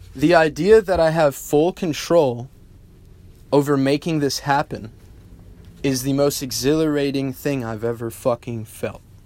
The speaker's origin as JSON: {"language": "English", "country": "United States", "tie": "born or raised there", "said": "I'm a American bred, real life entrepreneur."}